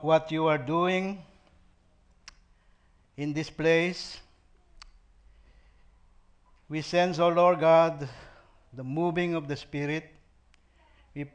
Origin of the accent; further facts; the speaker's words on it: Pampanga, Central Luzon, Philippines; moved away as an adult; also born or lived in Manila, Philippines; now in Sacramento, United States; I grew up in Pampanga, the province of your very own Pastor Danny Perez